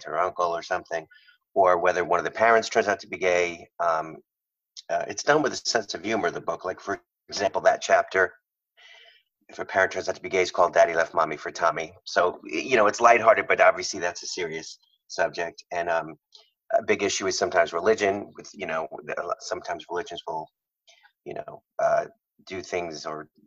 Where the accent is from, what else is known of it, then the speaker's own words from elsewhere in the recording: Long Island, New York, United States; moved away as an adult; now in California, United States; grew up in Long Island